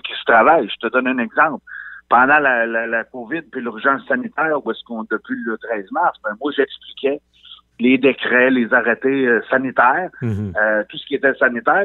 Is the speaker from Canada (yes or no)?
yes; Côte-Nord, Quebec, Canada; moved away as an adult; je suis parti de la Côte-Nord, moi, en 98